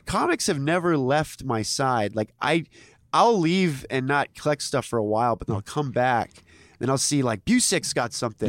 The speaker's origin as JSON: {"language": "English", "town": "Modesto", "region": "California", "country": "United States", "tie": "born or raised there", "said": "I was, like, in a h, small town in Modesto, which was, like, a sort of meth town"}